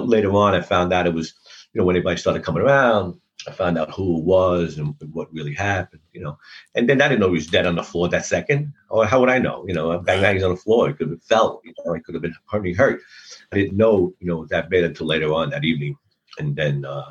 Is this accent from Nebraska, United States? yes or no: no; New York City, New York, United States; I was born in Red Hook, Brooklyn in the 50s. I come from Court Street. I lived there for many, many, many years. I was brought up down there.